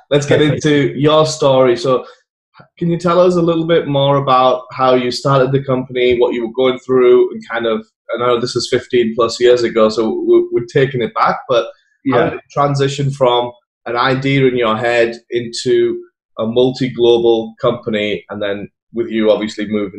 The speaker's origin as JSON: {"language": "English", "region": "England", "country": "United Kingdom", "moved": "yes", "lives_now": "United States", "said": "I moved here from England."}